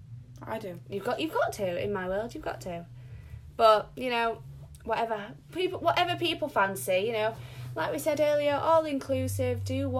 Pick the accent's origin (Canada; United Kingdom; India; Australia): United Kingdom; Yorkshire and the Humber; I like being a Yorkshire lass.